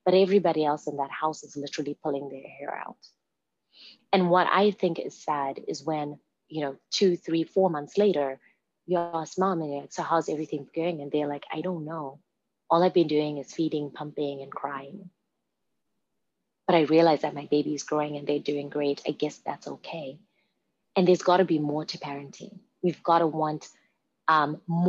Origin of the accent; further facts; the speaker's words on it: Zimbabwe; now in Redmond, United States; I was born and raised in Zimbabwe